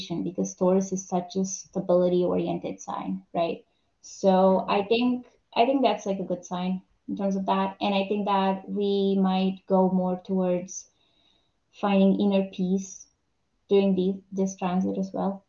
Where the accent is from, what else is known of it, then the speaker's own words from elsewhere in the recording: Romania; I'm from Romania.